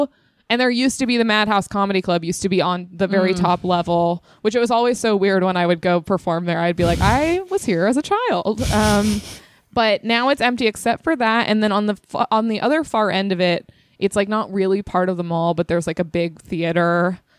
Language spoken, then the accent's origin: English; Temecula, California, United States; I'm from Temecula, California. In beautiful Inland Empire.